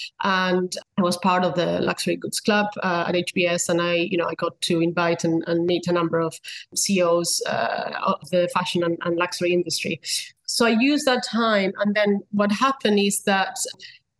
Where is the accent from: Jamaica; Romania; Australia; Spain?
Spain; moved away as an adult; also born or lived in United States; now in London, United Kingdom; I was born and raised in Spain.